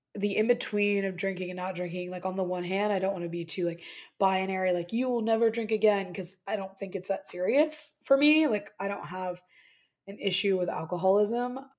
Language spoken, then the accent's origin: English; Midwest, United States; moved away as an adult; I'm originally from the Midwest.